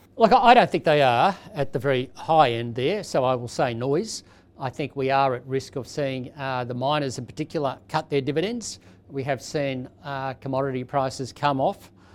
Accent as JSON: {"language": "English", "country": "Australia", "said": "as an Australian"}